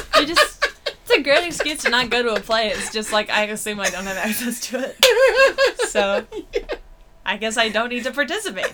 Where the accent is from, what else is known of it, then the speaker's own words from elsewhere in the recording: Brockton, Massachusetts, United States; moved away; also born or lived in Boston; I grew up in Brockton, Massachusetts